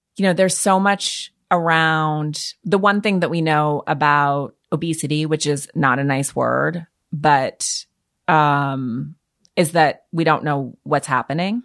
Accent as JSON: {"language": "English", "region": "Montana", "country": "United States", "tie": "born or raised there", "moved": "yes", "said": "being a Montanan, which is a rural state"}